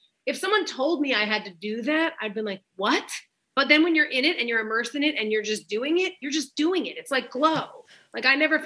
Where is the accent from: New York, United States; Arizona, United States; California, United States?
New York, United States; I'm from New York.